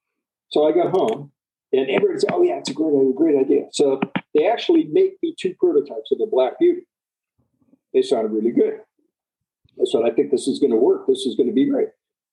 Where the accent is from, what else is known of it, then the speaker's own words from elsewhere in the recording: Midwest, United States; He's from the Midwest. I'm from the Midwest.